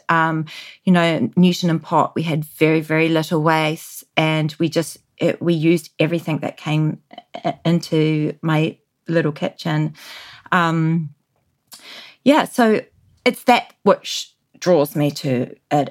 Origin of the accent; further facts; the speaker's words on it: New Zealand; moved away; growing up in New Zealand in the 80s